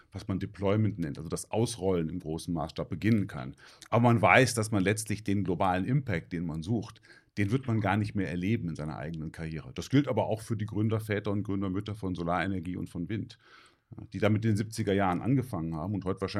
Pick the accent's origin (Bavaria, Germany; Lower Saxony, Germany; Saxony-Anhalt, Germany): Lower Saxony, Germany; Hanover; born there; also born or lived in Rhineland; Also eigentlich bin ich äh, eher gebürtig so aus dem Norden. So Hannover, die Gegend um Hannover